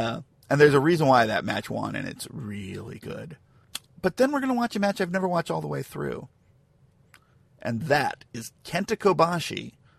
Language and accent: English; Santa Clara, California, United States; my hometown of Santa Clara, California